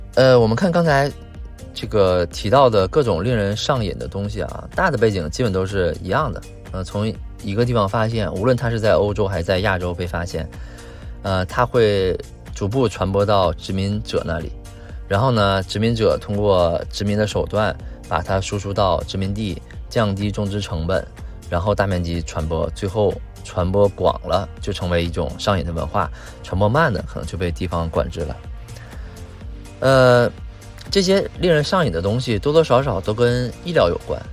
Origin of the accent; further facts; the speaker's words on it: China; 我们中国人